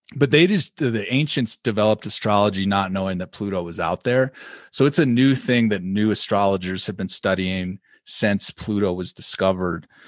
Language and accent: English; Illinois, United States; I'm from Illinois.